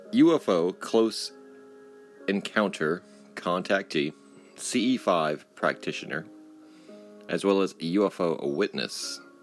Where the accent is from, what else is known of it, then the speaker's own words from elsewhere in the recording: Corpus Christi, Texas, United States; I'm from Corpus Christi